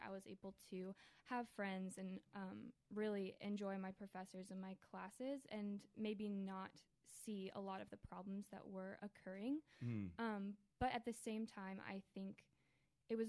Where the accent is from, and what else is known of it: Columbia, Maryland, United States; born or raised there; also born or lived in Chicago, Illinois